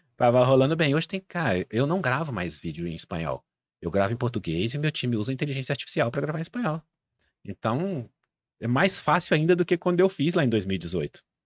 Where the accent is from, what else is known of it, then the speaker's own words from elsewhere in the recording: Brazil; eu sou brasileiro, não sou um falante nativo de espanhol